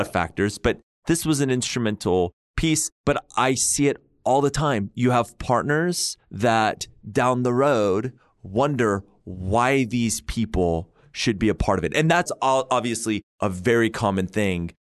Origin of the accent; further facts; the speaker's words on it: Oklahoma, United States; I'm from Oklahoma.